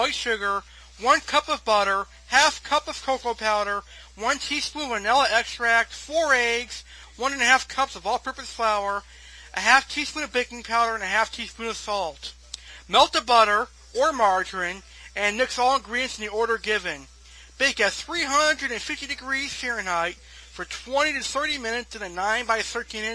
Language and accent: English; United States